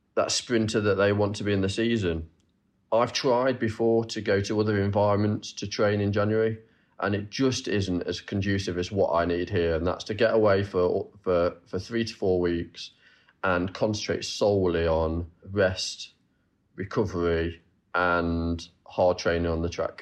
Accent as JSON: {"language": "English", "town": "Nottingham", "region": "East Midlands", "country": "United Kingdom", "said": "I'm from Nottingham, and I, I travel to Loughborough and train there"}